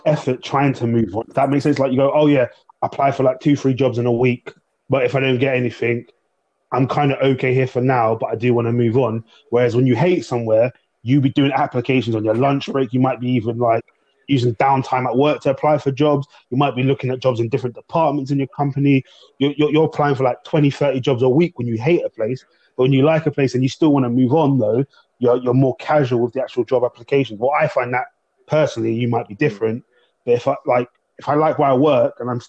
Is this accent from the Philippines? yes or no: no; London, United Kingdom; I grew up in Southeast London, predominantly Afro-Caribbean, African, and a bit of white area kind of thing.